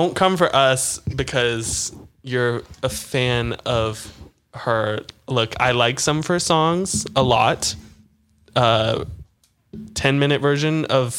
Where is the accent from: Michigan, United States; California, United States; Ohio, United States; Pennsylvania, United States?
Pennsylvania, United States; Pittsburgh; now in Nashville, United States; I'm from Pittsburgh.